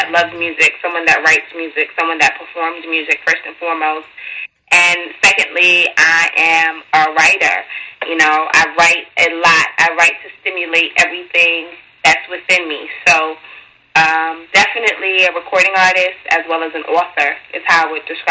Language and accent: English; New York City, New York, United States; Born and raised in Brooklyn.